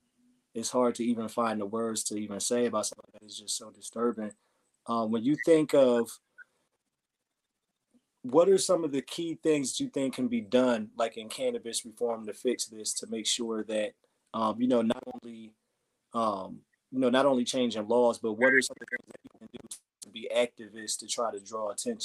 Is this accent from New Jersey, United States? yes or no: yes; New Jersey, United States; I grew up in New Jersey myself